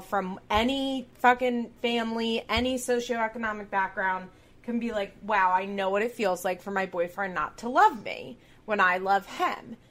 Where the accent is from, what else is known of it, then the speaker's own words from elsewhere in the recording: Chester County, Pennsylvania, United States; we're both from Chester County, Pennsylvania